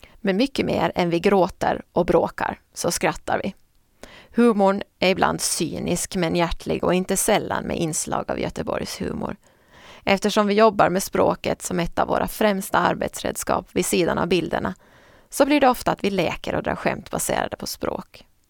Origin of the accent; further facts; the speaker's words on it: Åland Islands; Under jullovet 2002 var jag hemma på Åland och jobbade extra på Nyan